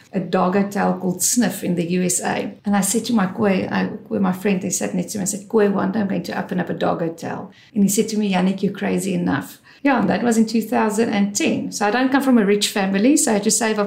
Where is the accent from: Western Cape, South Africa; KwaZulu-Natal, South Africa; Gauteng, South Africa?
Gauteng, South Africa; Johannesburg; moved away as an adult; also born or lived in Vereeniging / Pretoria / United Kingdom; now in Cape Town, South Africa; I born and bred in Joburg